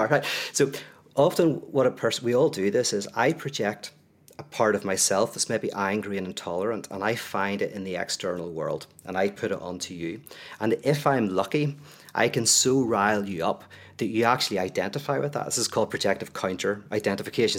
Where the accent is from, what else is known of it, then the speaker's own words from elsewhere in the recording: Northern Ireland, United Kingdom; I come from Northern Ireland